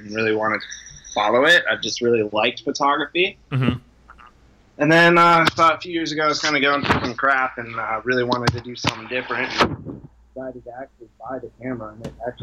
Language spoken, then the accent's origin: English; Minnesota, United States; moved away as an adult; also born or lived in Colorado; I grew up in Minnesota. I spent the last 7 years living in Colorado.